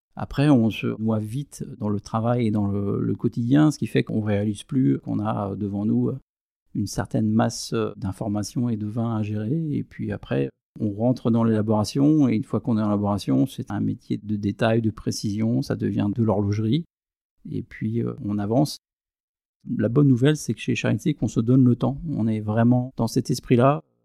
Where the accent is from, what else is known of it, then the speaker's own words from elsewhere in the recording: Aÿ, Grand Est, France; Je suis un enfant du vignoble champenois, je suis né à Ailly, dans une famille de vignerons